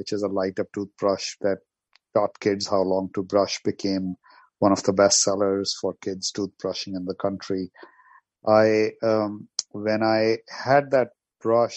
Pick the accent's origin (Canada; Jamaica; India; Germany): India; New Delhi, Delhi; moved away as an adult; also born or lived in Moscow, Russia / New York, United States; now in United States; I'm from New Delhi, India, originally, and I went to study in Moscow, Russia. And I came to New York